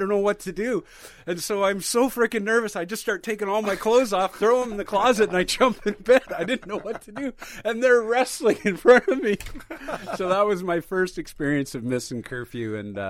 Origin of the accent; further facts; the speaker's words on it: Victoria, British Columbia, Canada; Victoria. Yeah, so it's my